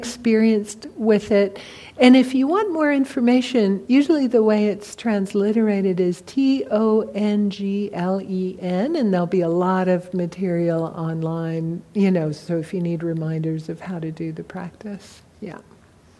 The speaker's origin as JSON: {"language": "English", "region": "California", "country": "United States", "said": "I'm from California, I'm an old hippie"}